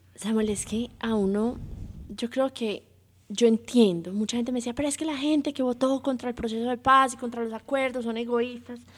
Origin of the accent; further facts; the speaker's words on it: Antioquia, Colombia; yo soy paisa, pero no ejerzo